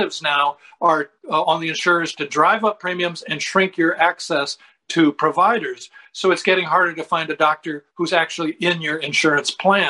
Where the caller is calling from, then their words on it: Sarasota, Florida, United States; I'm calling you from Sarasota, Florida.